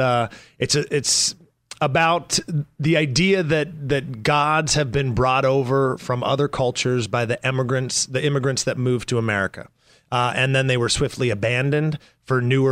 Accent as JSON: {"language": "English", "area": "near Banff", "region": "interior of British Columbia", "country": "Canada", "also_born_or_lived": "New York", "moved": "yes", "lives_now": "Los Angeles, United States", "said": "I'm from the West Coast"}